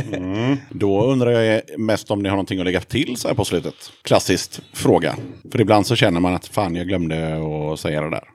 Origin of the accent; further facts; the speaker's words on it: Sweden; jag är svensk